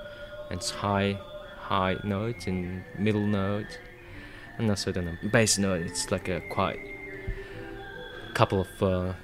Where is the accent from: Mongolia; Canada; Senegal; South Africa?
Mongolia; English is a second language; moved away as an adult; now in Australia; I came from Mongolia. I'm living in Australia for 10 years. This April is my 10th year.